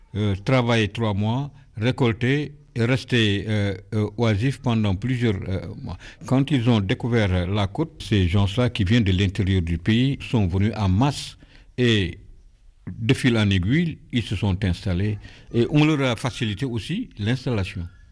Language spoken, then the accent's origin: French; Cayar, Thiès, Senegal; je suis natif de Caillard depuis 1948